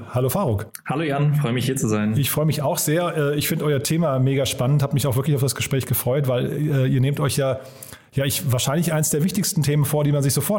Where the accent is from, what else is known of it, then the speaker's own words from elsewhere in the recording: Berlin, Germany; Da habe ich dann gedacht, naja, ich bin ja Berliner, ich kenne den Zustand der öffentlichen Verwaltung hier oder den Digitalisierungsgrad.